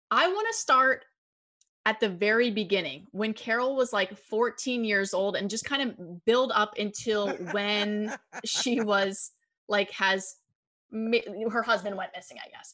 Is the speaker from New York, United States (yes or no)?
no; Erie, Pennsylvania, United States; I'm from Erie, Pennsylvania. We get lake effect snow